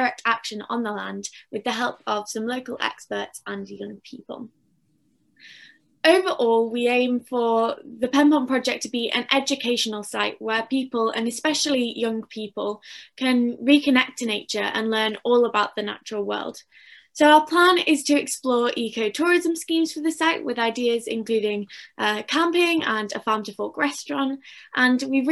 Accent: Macclesfield, North West England, United Kingdom; I'm 15 and I'm from Macclesfield in Cheshire.

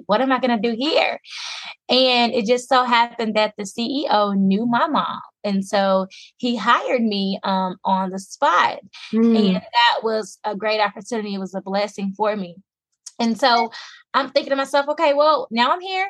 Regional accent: Little Rock, Arkansas, United States; I am from Little Rock, Arkansas. I'm a native. And I'm also a resident, so I'm a country girl

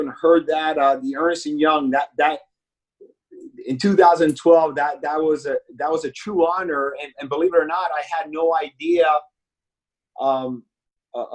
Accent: Miami, Florida, United States; also born or lived in Bronx, New York / Hialeah; I was born in the Bronx, and then as a peewee, we came to Miami, South Florida

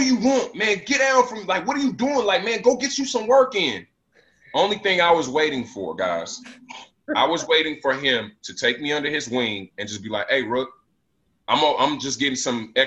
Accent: Las Vegas, Nevada, United States; I'm from Vegas. My city doesn't even close

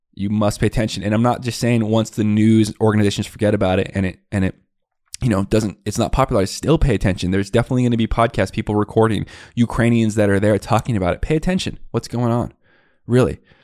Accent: Tucson, Arizona, United States; I grew up in the West Side Barrios of Tucson, Arizona

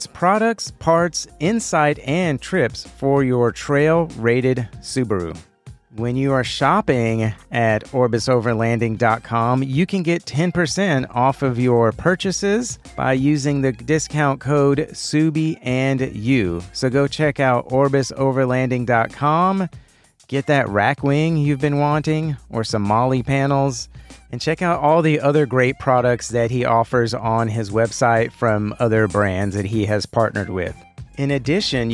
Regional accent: Texas, United States; I'm from Texas

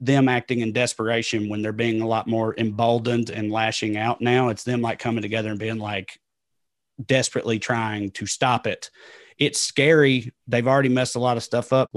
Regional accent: the American South, United States; accent: Southern; I'm not the only liberal white Southerner.

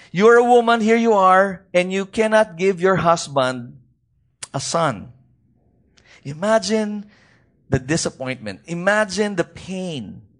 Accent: Baguio, Cordillera Administrative Region, Philippines; from where I come from, I come from Baguio City

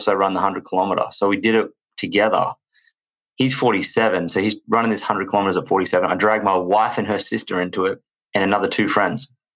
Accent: Australia; accent: Australian; As you can tell from my accent, I am from Australia

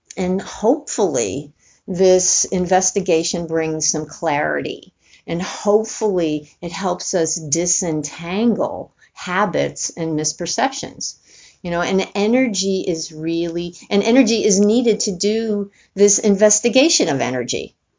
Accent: New York City, New York, United States; I grew up in New York City

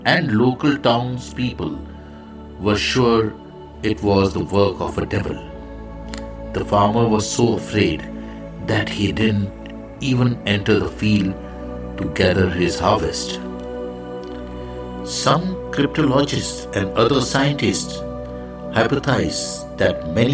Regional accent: India; I am the Indian monk

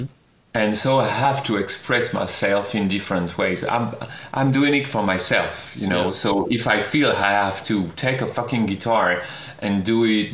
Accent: France; English is a second language; I am French, and I am speaking English with you.

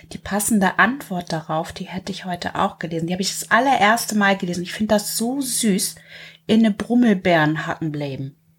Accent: the North, Northern Germany, Germany; bei uns im Norden

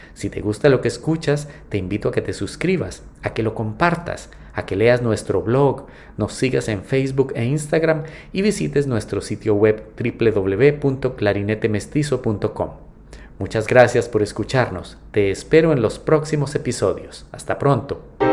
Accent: Colombia; Yo soy clarinetista colombiano

